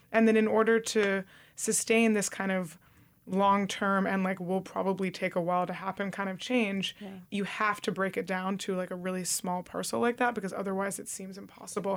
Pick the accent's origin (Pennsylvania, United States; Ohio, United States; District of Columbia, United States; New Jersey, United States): New Jersey, United States; suburban; now in New York, United States; growing up in suburban New Jersey